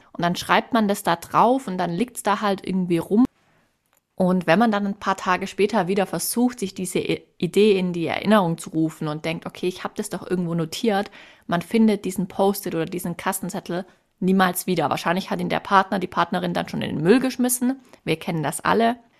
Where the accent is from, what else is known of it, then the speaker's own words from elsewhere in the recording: Swabia, Germany; Als Schwäbin